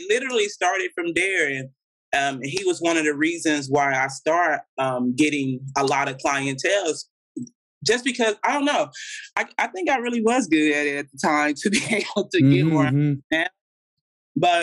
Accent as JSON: {"language": "English", "town": "Meridian", "region": "Mississippi", "country": "United States", "tie": "born or raised there", "moved": "as an adult", "lives_now": "Los Angeles, United States", "said": "I'm originally from Meridian, Mississippi. That's where I'm from. That's where I grew up at majority of my life."}